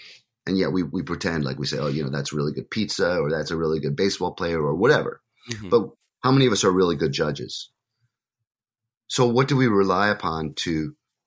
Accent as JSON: {"language": "English", "country": "United States", "said": "as an American"}